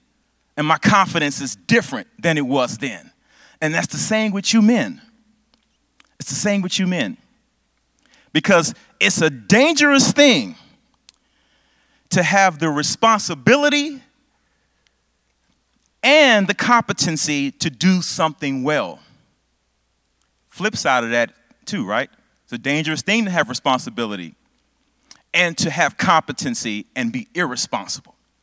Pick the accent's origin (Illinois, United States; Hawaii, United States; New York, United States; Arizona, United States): Illinois, United States; Chicago; I grew up in Chicago.